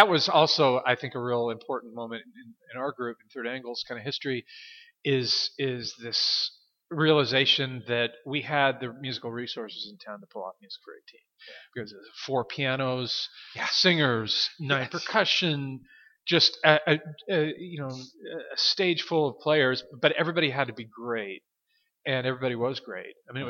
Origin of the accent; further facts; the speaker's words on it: Hermiston, Oregon, United States; also born or lived in Portland, Oregon; I grew up in Eastern Oregon. I grew up in Hermiston.